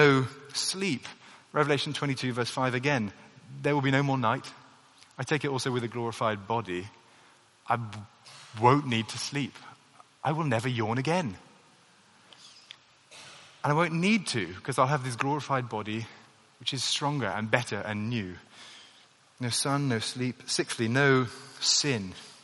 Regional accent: United Kingdom; the national identity that I have, being British does actually occupy a reasonable part of my identity

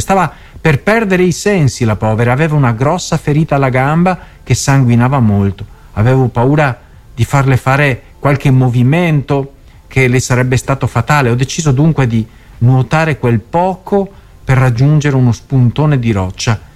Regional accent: Mestre, Veneto, Italy; a Mestre, quindi nella mia città natale

